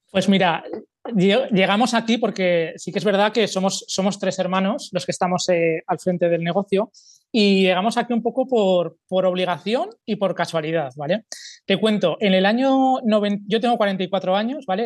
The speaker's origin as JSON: {"language": "Spanish", "town": "Zaragoza", "region": "Aragon", "country": "Spain", "said": "soy de Zaragoza, tengo 44 años"}